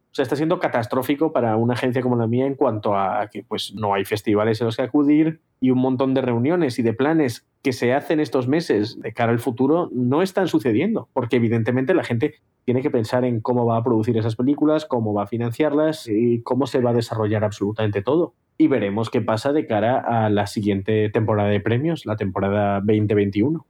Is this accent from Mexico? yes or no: no; Spain; now in Los Angeles, United States